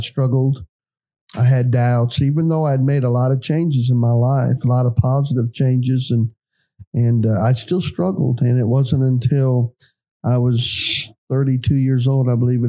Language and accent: English; Creston, Illinois, United States; now in East Prairie, United States; I was born in Creston, Illinois in 1966